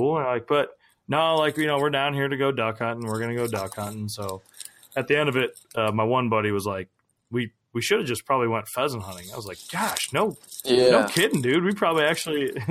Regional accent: Minnesota, United States; growing up in Minnesota

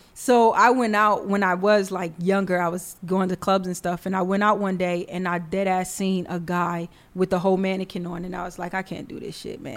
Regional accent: New York City, New York, United States; I'm from the Bronx.

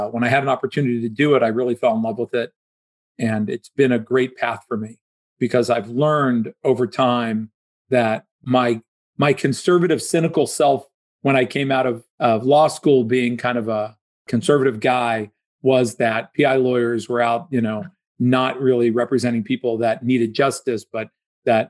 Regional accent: Dayton, Ohio, United States; moved away as an adult; also born or lived in Pittsburgh, Pennsylvania; now in Florida, United States; I grew up in Dayton, Ohio

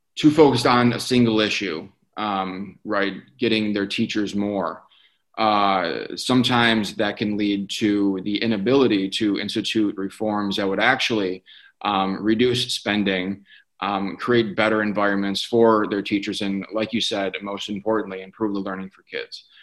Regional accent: Detroit, Michigan, United States; I grew up in the Detroit area. I currently live there

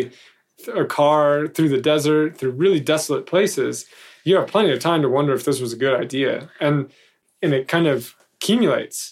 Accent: United States; as an American

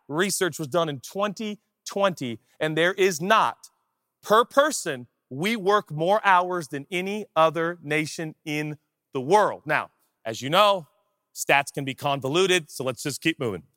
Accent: Seattle, Washington, United States; now in Los Angeles, United States; Seattle. I grew up there.

